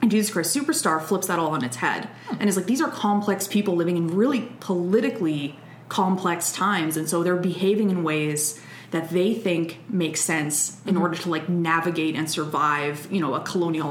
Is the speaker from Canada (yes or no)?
yes; Alberta, Canada; moved away; also born or lived in Montreal; I'm from Alberta. I can't do the French